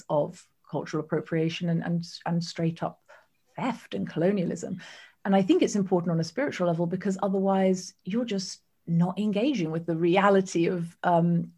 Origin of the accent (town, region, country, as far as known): United Kingdom